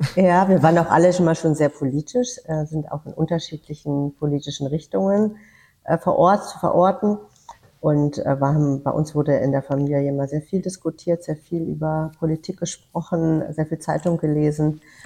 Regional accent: Weißenborn, Hesse, Germany; moved away; das ist meine Heimat definitiv

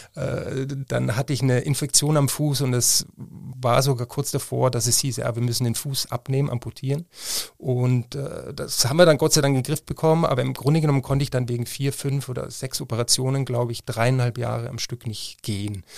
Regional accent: Freilassing, Bavaria, Germany; now in Cologne, Germany; Ich bin in Freilassing aufgewachsen in Bayern an der Grenze zu Salzburg.

